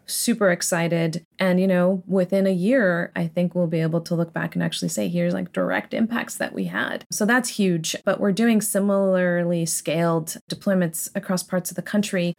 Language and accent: English; San Diego, California, United States; so I grew up in Southern California, in San Diego.